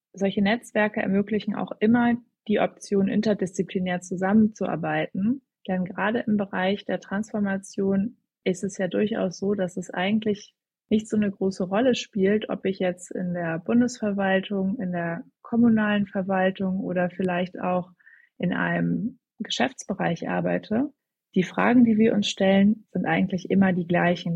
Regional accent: Hamburg, Germany; moved away as an adult; now in Berlin, Germany; ich komme ursprünglich aus Hamburg und bin jetzt seit ja, rund zweieinhalb Jahren schon in Berlin

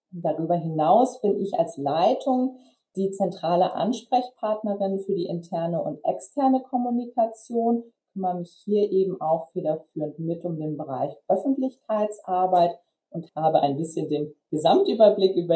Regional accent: Flensburg, Schleswig-Holstein, Germany; born there; now in Kiel, Germany; Ich bin 29 Jahre alt. Ich bin gebürtig aus Flensburg, also im hohen Norden von Deutschland geboren. Und ich ähm, wohne derzeit in Kiel

